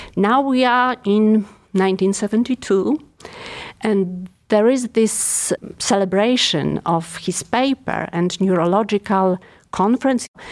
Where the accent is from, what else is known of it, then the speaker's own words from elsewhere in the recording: Poland; English is a second language; moved away as an adult; now in Cleveland, United States; So I'm European. Obviously, you can't tell probably by my accent. I'm Polish